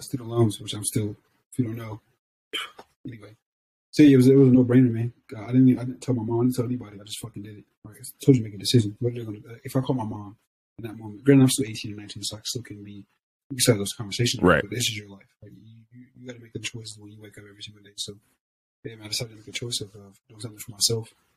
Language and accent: English; Ohio, United States; moved away as an adult; also born or lived in Southern California / Texas; I'm just kid from Ohio